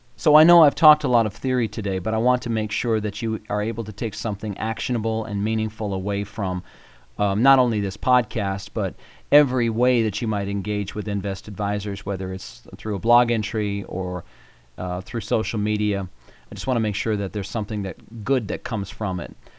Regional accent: Colorado, United States; I am from Colorado. I hail from, I think, the prettiest state in the union.

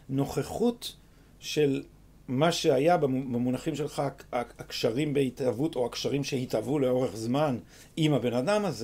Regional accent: Jerusalem, Jerusalem District, Israel; אני בקריית מנחם. אבל אני שייך לחוגי אה, רחביה.

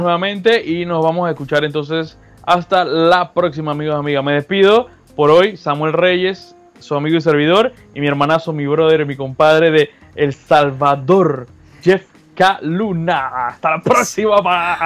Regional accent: Panama; yo no soy irlandés, yo soy panameño.

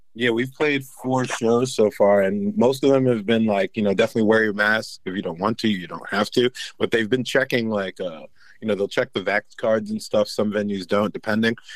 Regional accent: Englewood, New Jersey, United States; also born or lived in Brooklyn, New York; I'm, I'm from, uh, Inglewood, New Jersey. Born in Brooklyn

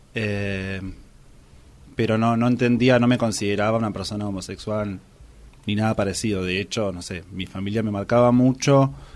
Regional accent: Luján, Buenos Aires Province, Argentina; de Luján, Buenos Aires, Argentina

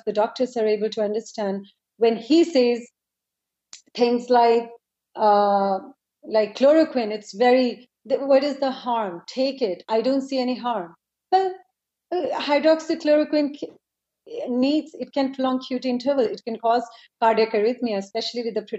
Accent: India; now in United States; I'm from India

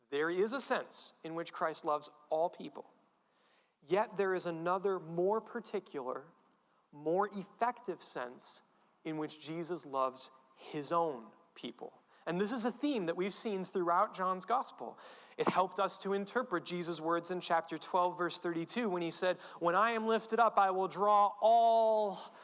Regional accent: New England, Connecticut, United States; I'm from New England, I'm a Connecticut Yankee

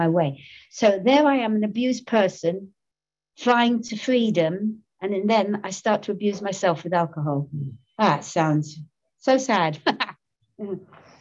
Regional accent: London, United Kingdom; I'm born and brought up in Soho, my lovely Soho.

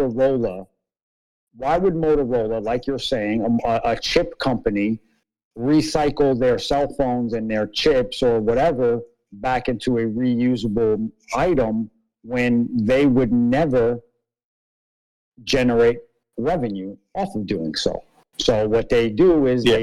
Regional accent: New York City, New York, United States; I'm from New York City

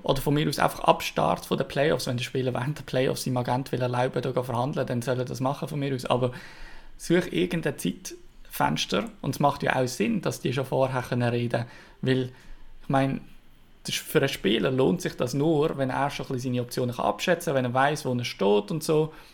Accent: Switzerland; als Schweizer

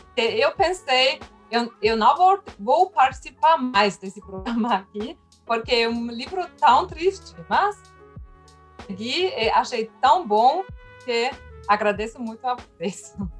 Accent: Germany; Portuguese is a second language; Eu, como alemã

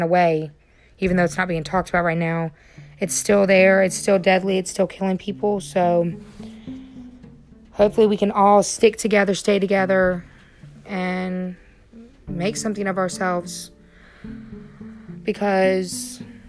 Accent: North Carolina, United States; here in my home state, which is North Carolina

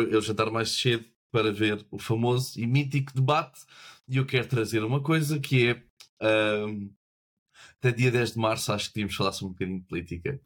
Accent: Portugal; somos um país do sul da Europa

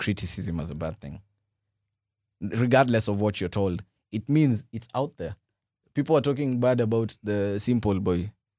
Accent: Nairobi, Kenya; Yeah, out of the, being raised in the ghetto. Where? 35, 60. Uh-huh. I'm from Umoja.

